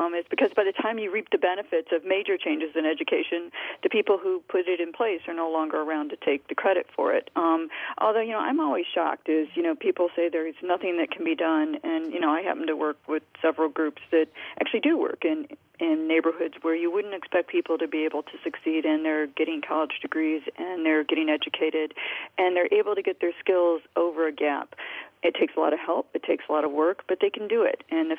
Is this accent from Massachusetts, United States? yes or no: no; Detroit, Michigan, United States; I think back to the 1970s when I was growing up in the Detroit area